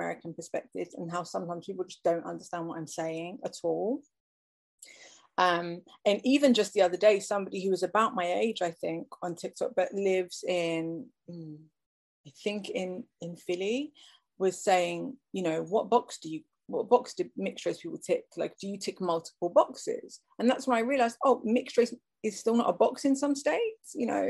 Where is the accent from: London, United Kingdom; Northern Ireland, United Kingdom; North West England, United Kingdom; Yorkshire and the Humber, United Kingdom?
North West England, United Kingdom; Liverpool; I was born in 1989, and I was born in Liverpool in the northwest of England.